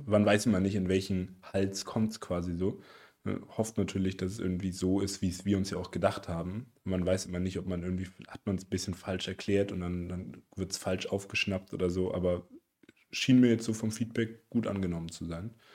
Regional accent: Erlangen, Bavaria, Germany; wir kommen ja aus Erlangen

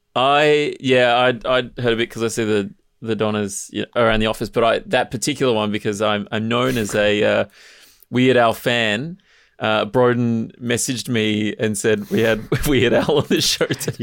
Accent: Mornington Peninsula, Victoria, Australia; I grew up on the Mornington Peninsula

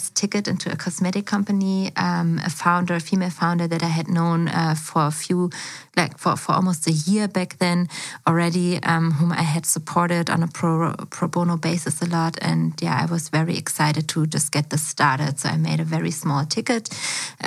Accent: Berlin, Germany; also born or lived in China; I was actually born and raised in Berlin as well. So I'm from Schöneberg

